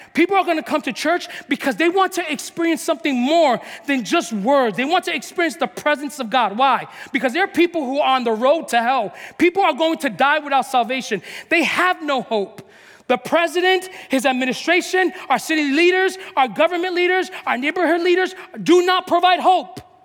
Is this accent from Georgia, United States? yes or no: no; New York, United States; moved away; we're from New York